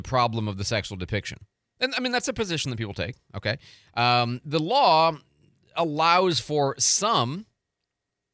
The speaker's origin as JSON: {"language": "English", "town": "Chicago", "region": "Illinois", "country": "United States", "tie": "born or raised there", "moved": "yes", "lives_now": "Pensacola, United States", "said": "I grew up in Chicago"}